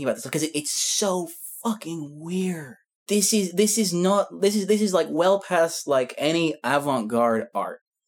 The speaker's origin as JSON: {"language": "English", "region": "Scotland", "country": "United Kingdom", "said": "I'm Scottish"}